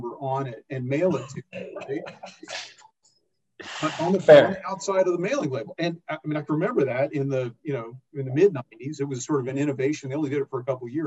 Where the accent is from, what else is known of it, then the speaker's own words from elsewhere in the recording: Odessa, Texas, United States; I grew up in Odessa, Texas, which is famous for football